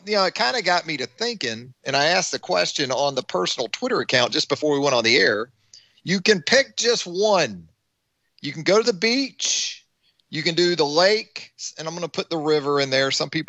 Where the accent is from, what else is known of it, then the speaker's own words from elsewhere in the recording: Jacksonville, Florida, United States; where I grew up in Jacksonville, Florida, Jacksonville is so broad in terms of landmass. You can say you live in Jacksonville and you're going to go to the beach. Well, if you live on the west side, like I did